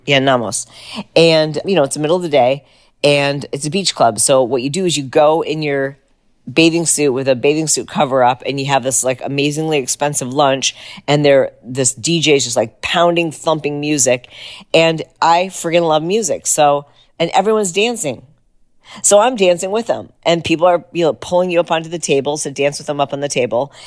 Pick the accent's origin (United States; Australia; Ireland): United States; we'd say America